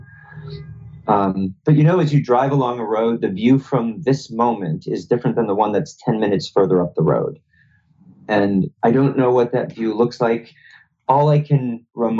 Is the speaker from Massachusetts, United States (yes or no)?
yes; Boston, Massachusetts, United States; I grew up around Boston